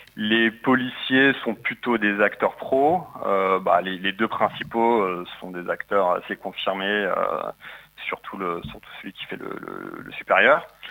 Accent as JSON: {"language": "French", "area": "Paris region", "region": "Île-de-France", "country": "France", "moved": "as an adult", "lives_now": "Marseille, France", "said": "je suis de la région parisienne, mais j'ai ah quitté Paris pour, euh, pour le sud et le soleil"}